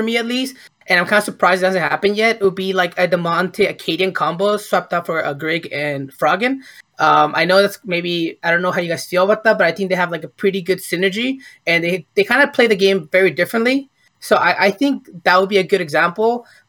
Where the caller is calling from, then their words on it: Ventura, California, United States; I'm calling from Ventura, California.